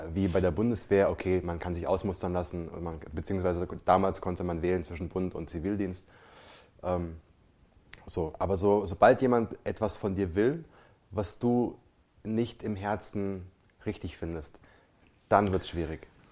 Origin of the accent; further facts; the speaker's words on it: Germany; bei uns in Deutschland